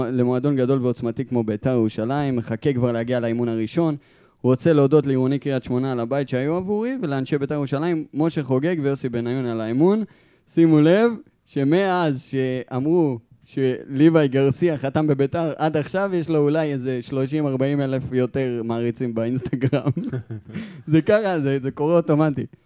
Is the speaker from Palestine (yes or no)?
yes; Maale Efrayim, West Bank, Palestine; moved away as an adult; נכון, אז שלושתנו גדלנו בעצם במעלה אפרים. אני עד גיל 18 עד שהתגייסתי